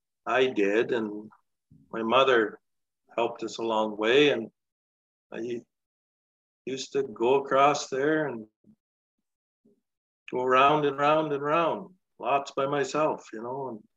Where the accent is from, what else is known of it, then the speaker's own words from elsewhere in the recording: Delisle, Saskatchewan, Canada; I grew up playing golf on the Dusty Nine over here across the tracks. Sand greens, nine hole.